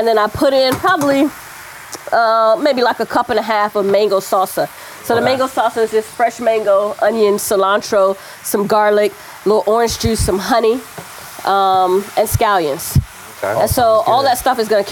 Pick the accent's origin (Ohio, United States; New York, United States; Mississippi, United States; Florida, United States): Florida, United States; South; now in Portland, United States; I grew up in South Florida